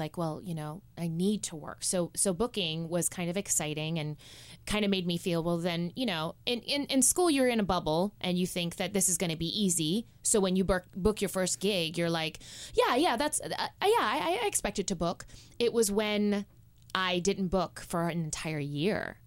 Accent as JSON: {"language": "English", "country": "Cayman Islands", "moved": "yes", "said": "I'm originally from the Cayman Islands"}